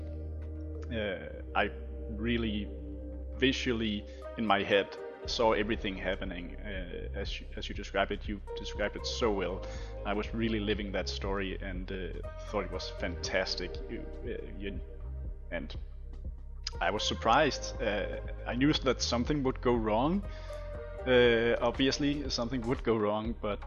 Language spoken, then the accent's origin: English; Denmark; English is a second language; I am a Dane